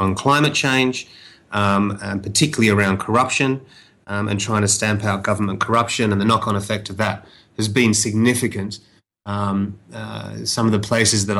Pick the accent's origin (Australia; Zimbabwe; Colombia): Australia; moved away as an adult; now in China; Australia, my hometown